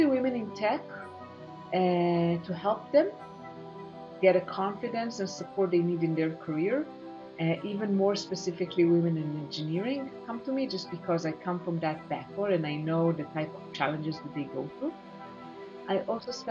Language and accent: English; Israel; moved away as an adult; also born or lived in United States; I now reside in Israel, as you mentioned, and I'm originally from Israel. However, I did live in the US for 9 years